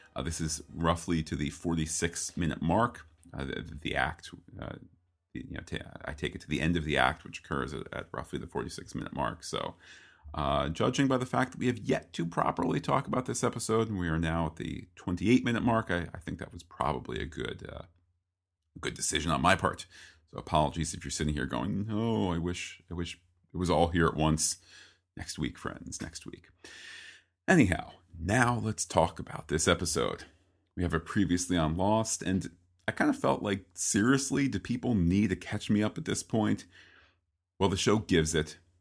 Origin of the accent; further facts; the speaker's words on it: East Coast, United States; as an American and an East Coaster